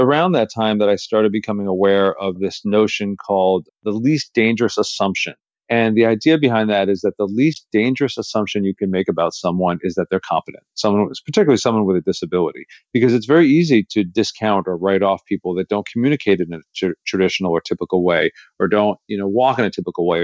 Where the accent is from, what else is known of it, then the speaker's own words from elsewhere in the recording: New Jersey, United States; I grew up in New Jersey in the United States.